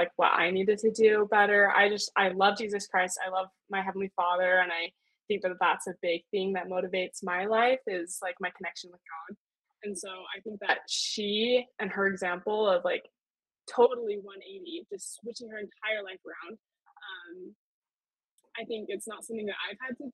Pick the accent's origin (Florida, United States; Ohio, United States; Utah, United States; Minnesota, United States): Utah, United States; I'm from Utah.